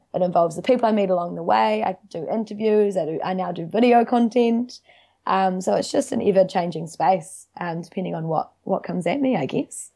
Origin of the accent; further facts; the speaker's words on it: Wellington, New Zealand; moved away as an adult; also born or lived in Dunedin; now in Auckland, New Zealand; I grew up in Wellington City. uh, in Seatoon with my family